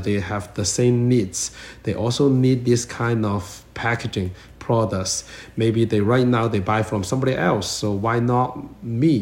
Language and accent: English; China; moved away as an adult; now in Toronto, Canada; I come from China